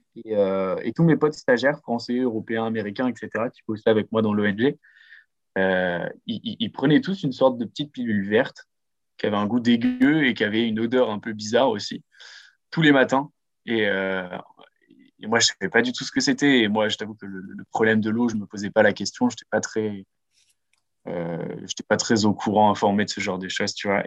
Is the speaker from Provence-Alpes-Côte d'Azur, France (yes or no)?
no; Lille, Hauts-de-France, France; j'ai 24 ans et je suis lillois